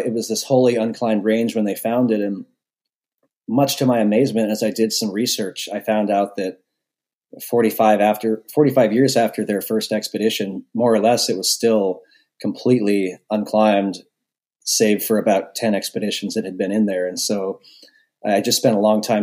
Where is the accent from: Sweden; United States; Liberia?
United States; Seattle, Washington; moved away as an adult; now in Alaska, United States; I grew up in Seattle, and I came up to Alaska when I was 18 for college